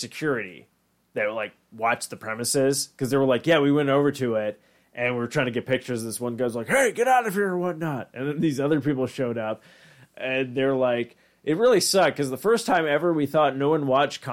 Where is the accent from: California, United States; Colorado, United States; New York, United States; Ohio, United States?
New York, United States; Long Island; I'm from Long Island